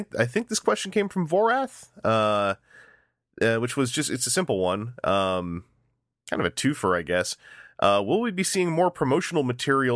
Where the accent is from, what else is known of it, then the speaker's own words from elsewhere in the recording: Canada; I'm Canadian.